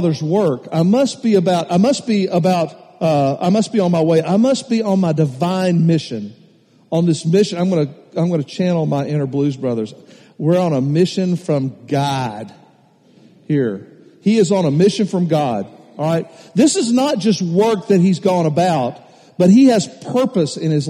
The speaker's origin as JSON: {"language": "English", "town": "Nashville", "region": "Tennessee", "country": "United States", "tie": "born or raised there", "said": "I grew up in Nashville. Nashville, Tennessee. I'm a city boy"}